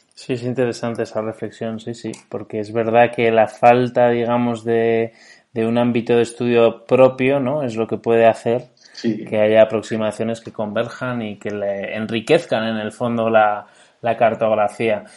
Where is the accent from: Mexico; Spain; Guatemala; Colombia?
Spain; Navarre; Yo soy navarro